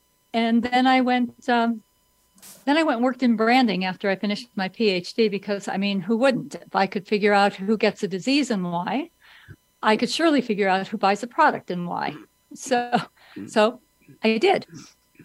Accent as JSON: {"language": "English", "region": "California", "country": "United States", "said": "I'm a Californian"}